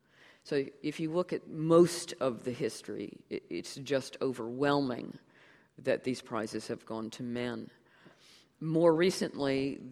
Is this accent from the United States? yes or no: yes; United States; born there; I can't help it that I was born in the United States